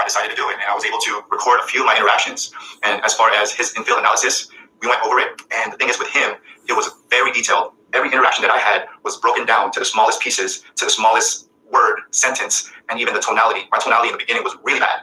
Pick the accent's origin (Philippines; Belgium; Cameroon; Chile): Philippines; I'm Filipino.